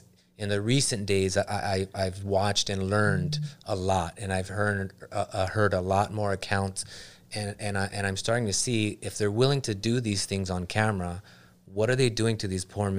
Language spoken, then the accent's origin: English; Los Angeles, California, United States; I grew up in LA. I grew up in Southgate, Huntington Park. You know what I mean? Bell, Cudahy, Downey.